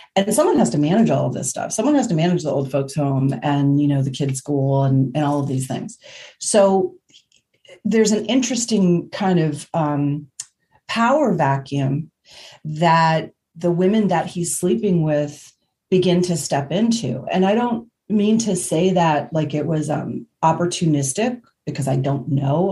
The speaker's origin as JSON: {"language": "English", "region": "Indiana", "country": "United States", "said": "I'm from Indiana"}